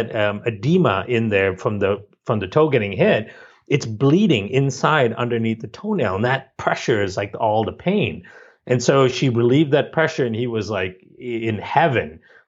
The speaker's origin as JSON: {"language": "English", "country": "Malaysia", "tie": "born or raised there", "also_born_or_lived": "India", "said": "Growing up in Malaysia and India, you know, there's a big focus culturally on science and math and medicine."}